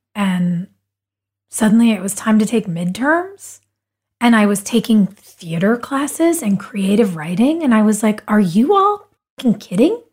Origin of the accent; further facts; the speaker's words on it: Wilmington, North Carolina, United States; we grew up in Wilmington